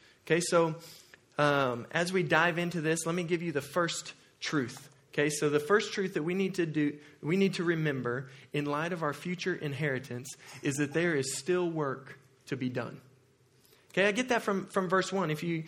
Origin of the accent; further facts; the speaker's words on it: Oklahoma, United States; moved away; Now, I'm from Oklahoma